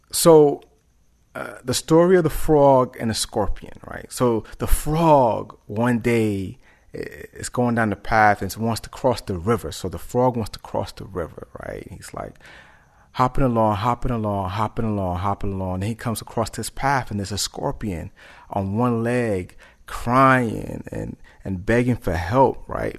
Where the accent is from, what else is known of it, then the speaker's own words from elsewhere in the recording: New York City, New York, United States; I'm from New York City, born in Harlem, raised in the Bronx